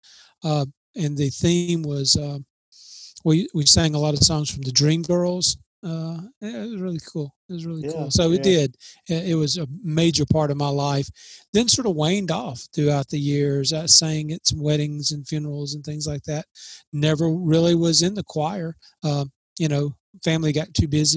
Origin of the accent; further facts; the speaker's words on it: Columbus, Mississippi, United States; moved away; I was raised in Columbus, Mississippi, outside of Columbus, called New Hope, Mississippi, a little small community